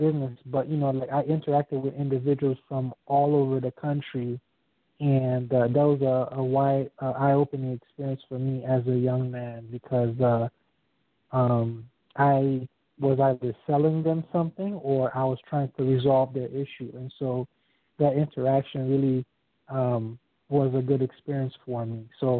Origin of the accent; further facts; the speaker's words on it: Miami, Florida, United States; I worked for this company called PRC back in South Florida. I'm from Miami.